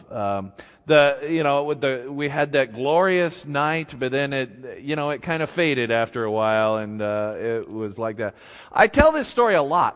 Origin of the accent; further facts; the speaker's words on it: Clearfield, Utah, United States; I grew up here in Utah, and, uh, uh, n, in Clearfield, near Hill Air Force Base